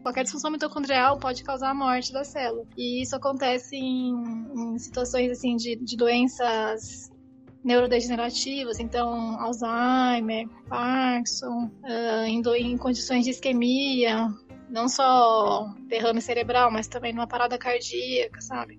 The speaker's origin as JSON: {"language": "Portuguese", "town": "Mogi Mirim", "region": "São Paulo", "country": "Brazil", "tie": "born or raised there", "also_born_or_lived": "Campinas", "moved": "as an adult", "said": "eu nasci em São Paulo, mas fomos para o interior, né? Nós crescemos em Mojimirim"}